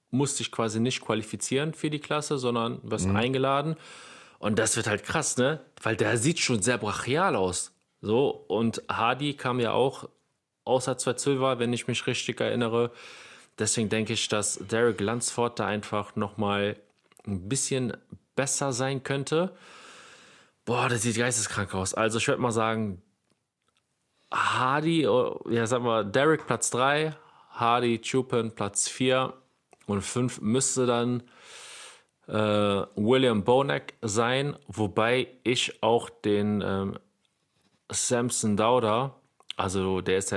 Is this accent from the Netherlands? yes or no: yes; Netherlands; Und als Niederländer nehme ich mir auch noch mit den Wesley Wizards.